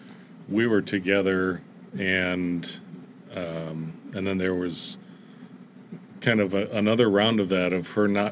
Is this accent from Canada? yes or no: no; Fort Wayne, Indiana, United States; I grew up in Fort Wayne, Indiana